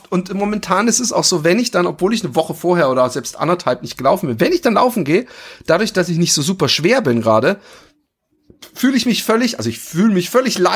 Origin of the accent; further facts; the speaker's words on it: Baden-Württemberg, Germany; Als Schwabe ich finde, es, es, äh, ich finde, es, es gibt eine Menge, es gibt eine Menge äh